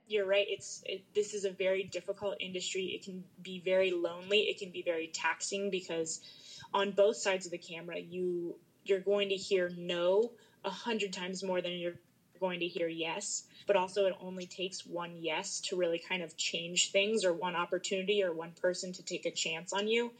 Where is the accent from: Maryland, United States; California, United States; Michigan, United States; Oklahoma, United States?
Maryland, United States; moved away as an adult; I grew up in Maryland